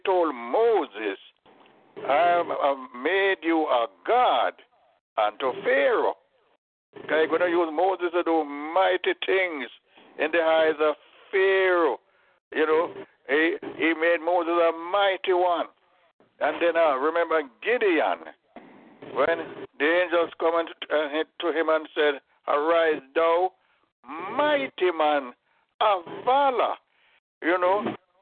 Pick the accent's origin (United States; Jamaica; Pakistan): Jamaica; when I was growing up in Jamaica